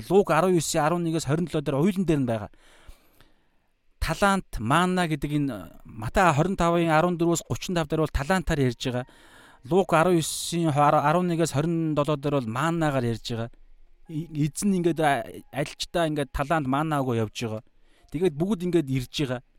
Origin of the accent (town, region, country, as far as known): Mongolia; born or raised there